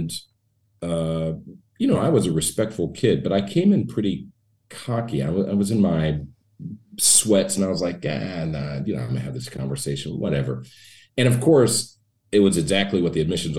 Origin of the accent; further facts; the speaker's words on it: Kansas City, United States; moved away as an adult; now in Los Angeles, United States; I'm from the Midwest. I grew up in Kansas City